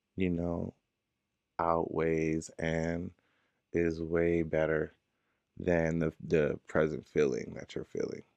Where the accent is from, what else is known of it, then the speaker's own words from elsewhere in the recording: Inglewood, California, United States; I'm from Inglewood, California, right down the freeway